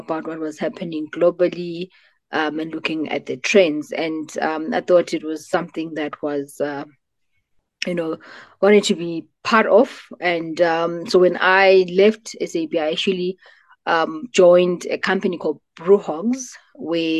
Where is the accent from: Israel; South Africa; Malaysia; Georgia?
South Africa; Butterworth, Eastern Cape; moved away as an adult; also born or lived in Johannesburg / Pretoria; I grew up in the Eastern Cape, so Ilalini, in a small town called Butterworth.